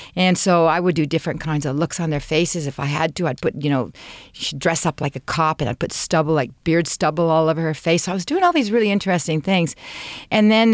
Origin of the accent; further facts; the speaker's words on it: Canada; I'm Canadian